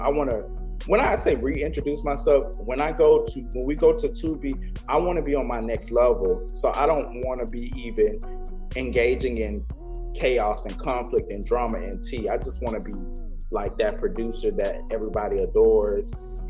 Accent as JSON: {"language": "English", "town": "St. Petersburg", "region": "Florida", "country": "United States", "tie": "born or raised there", "also_born_or_lived": "Clearwater, Florida", "said": "We're both from St. Petersburg, Clearwater. St. Pete, Clearwater, for the same thing. I lived in St. Pete and born in St. Pete, lived in St. Pete, and I also lived in Clearwater."}